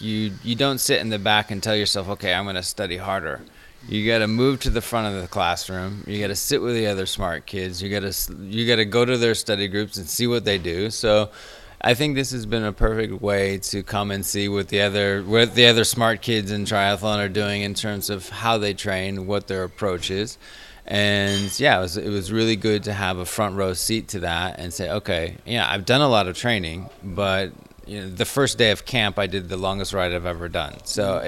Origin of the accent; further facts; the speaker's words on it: Chicago, Illinois, United States; also born or lived in Middle East; now in Chamonix, France; I'm from Chicago, but lived in the Middle East for a while where I got into triathlon, but now I live in France, so I live in Chamonix